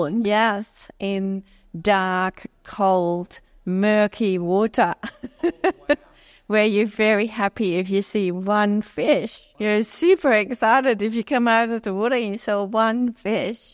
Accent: Netherlands; moved away as an adult; also born or lived in Jamaica; now in Australia; I grew up in Holland

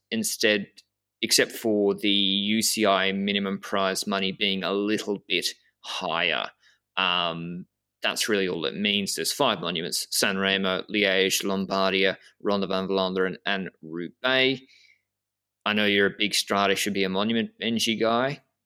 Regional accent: Australia; I'm a from Australia

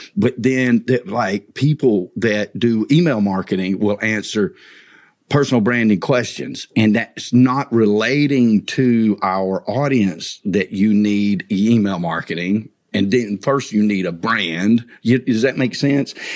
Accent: north of Atlanta, Georgia, United States; my hometown north of Atlanta

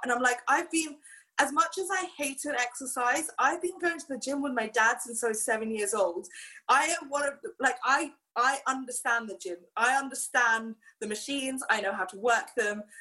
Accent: Hong Kong; growing up in Hong Kong

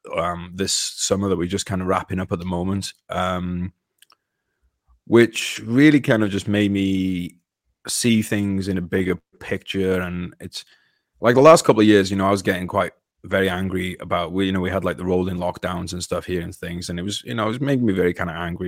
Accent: United Kingdom; British person. I was born into a British body, but I identify as an American

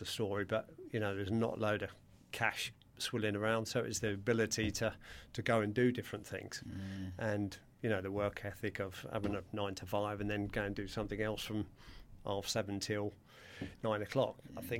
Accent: Surrey, South East England, United Kingdom; I grew up in Surrey

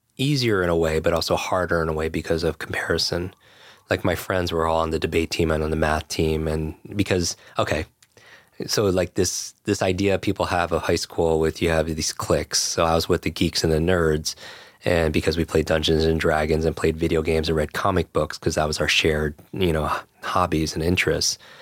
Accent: Westchester, New York, United States; I grew up in Westchester right here

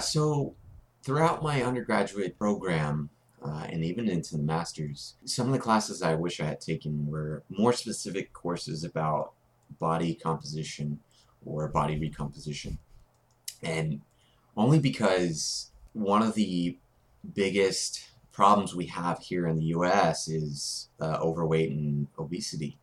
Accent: Corpus Christi, Texas, United States; A&M Corpus, my hometown

